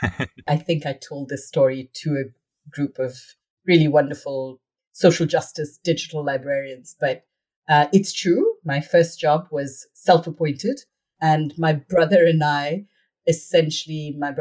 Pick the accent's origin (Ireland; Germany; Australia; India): India; moved away; growing up in India